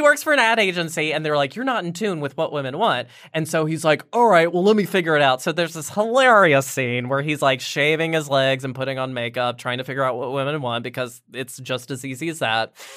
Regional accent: Roanoke, Virginia, United States; Roanoke, Virginia

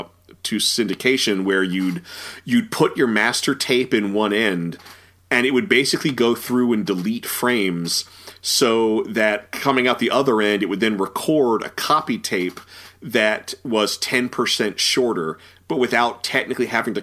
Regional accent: Norfolk, Virginia, United States; I grew up in Norfolk, Virginia, we lost whole channels for sometimes months at a time

